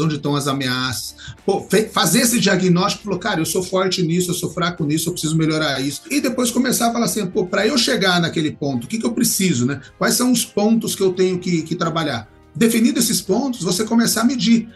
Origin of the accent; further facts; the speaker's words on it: Barrinha, São Paulo, Brazil; also born or lived in São João da Boa Vista; eu sempre vinha de São João da Boa Vista para minha cidade, aqui Ribeirão Preto, Barrinha, né? É uma cidade perto aqui de Ribeirão Preto